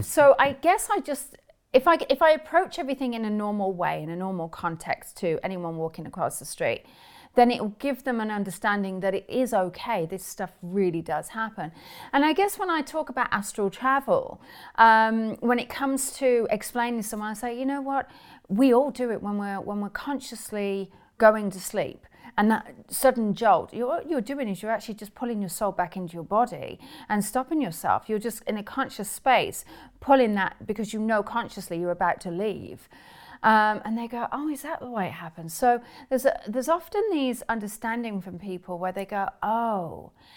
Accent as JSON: {"language": "English", "region": "England", "country": "United Kingdom", "tie": "born or raised there", "moved": "as an adult", "lives_now": "United States", "said": "growing up in England, um, although I live in America now"}